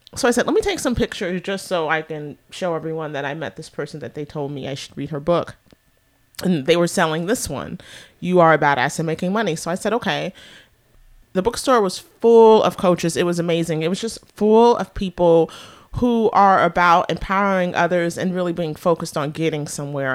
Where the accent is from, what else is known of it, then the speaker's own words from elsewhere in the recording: San Francisco Bay Area, California, United States; moved away as an adult; also born or lived in New York City / Washington, D.C.; I was born and raised here